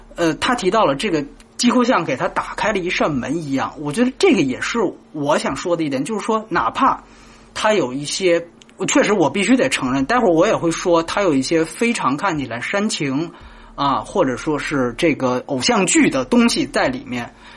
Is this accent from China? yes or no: yes; China; 我是大陆来的